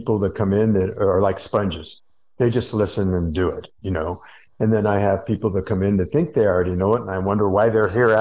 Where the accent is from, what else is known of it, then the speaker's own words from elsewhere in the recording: Hawaii, United States; moved away; I'm from Hawaii. That was a big part of our culture.